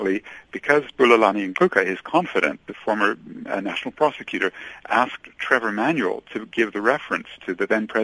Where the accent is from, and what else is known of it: South Africa